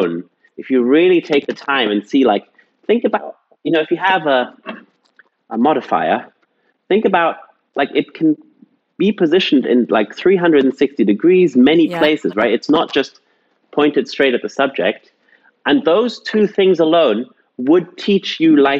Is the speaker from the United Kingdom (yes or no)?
yes; England, United Kingdom; I grew up in England